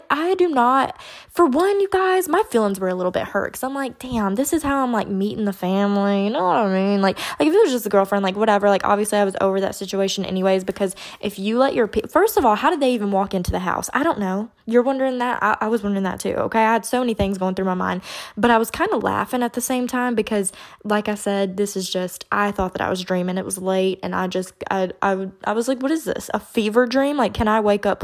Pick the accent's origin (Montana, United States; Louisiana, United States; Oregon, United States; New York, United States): Louisiana, United States; Baton Rouge; I'm from Baton Rouge.